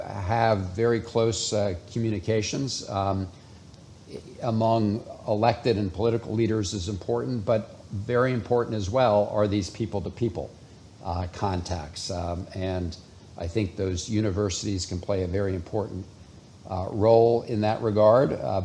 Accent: Karachi, Sindh, Pakistan; born there; also born or lived in Sri Lanka / India / Turkey; I grew up in an American Foreign Service family. I was born in Karachi, Pakistan, and we lived in Sri Lanka, India, and Turkey.

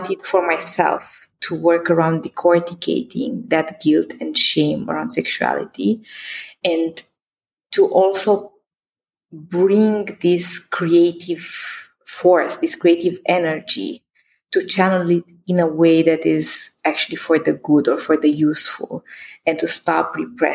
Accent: Romania; I was born in Christian Romania

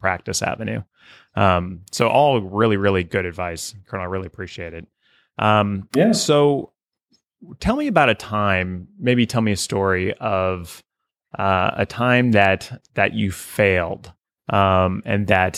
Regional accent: Oklahoma, United States; I'm from a small town in Oklahoma

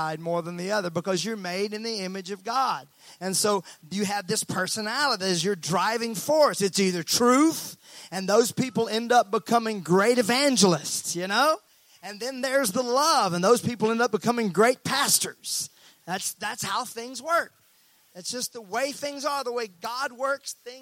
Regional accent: Mississippi, United States; I was raised in Mississippi.

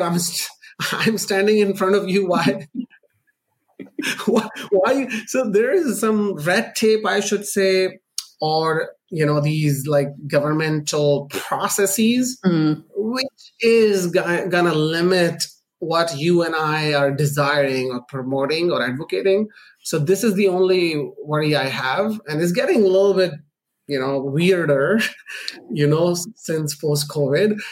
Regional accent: Pakistan; moved away; also born or lived in Canada; I'm Pakistani born Canadian, uh, like a naturalized Canadian citizen.

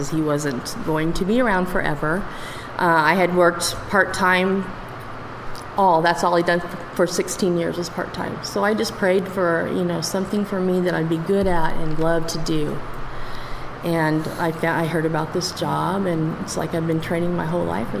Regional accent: Farmington, New Mexico, United States; also born or lived in Santa Paula, California / Aztec, New Mexico; this has always been my hometown

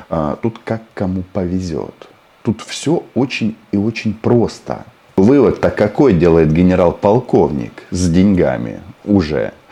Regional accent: Kazakhstan; born there; И если вот у меня мама и папа украинцы, и я украинец, хотя родился в Казахстане.

